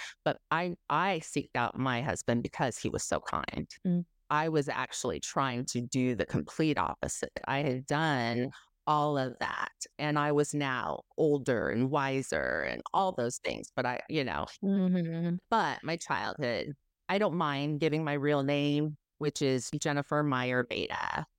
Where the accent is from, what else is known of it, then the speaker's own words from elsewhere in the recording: Southern California, United States; now in Tennessee, United States; I grew up in Southern California. My parents moved there from Dubuque, East Dubuque, Illinois. So just a hole in the wall place in Illinois. And we end up in California.